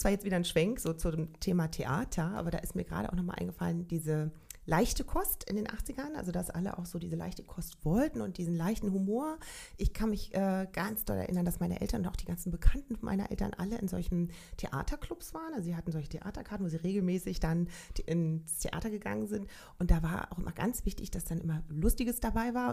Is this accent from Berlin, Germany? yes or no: yes; Berlin, Germany; ich bin 1971 geboren in Berlin-Charlottenburg.